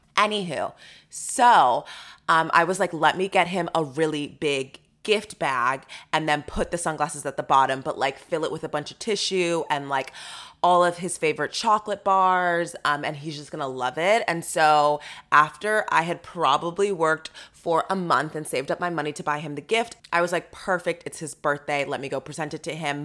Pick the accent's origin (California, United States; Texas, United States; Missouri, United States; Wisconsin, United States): Texas, United States; Sugar Land; I'm from Sugarland, Texas.